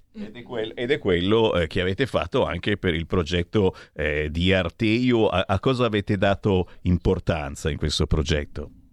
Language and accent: Italian; the North, northern Italy, Italy; noi del nord